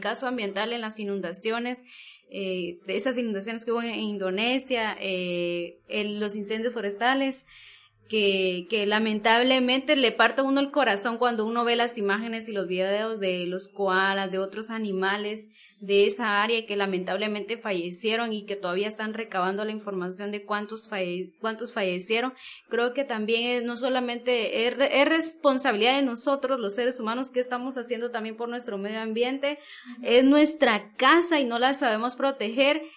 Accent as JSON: {"language": "Spanish", "country": "Guatemala", "said": "como guatemaltecos"}